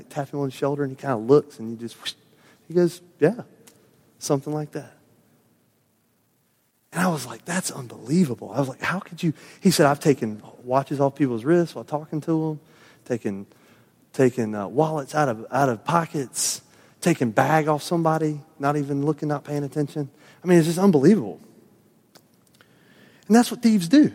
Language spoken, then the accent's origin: English; the South, United States; I was a native Southerner